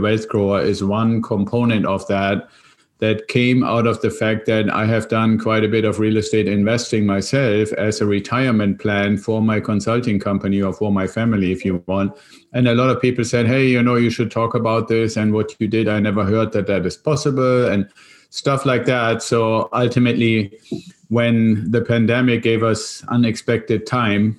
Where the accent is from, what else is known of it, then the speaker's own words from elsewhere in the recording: Germany; moved away as an adult; there's still some of the accent as your audience and you can hear, I'm originally from Germany and came over here in an exchange program with the Air Force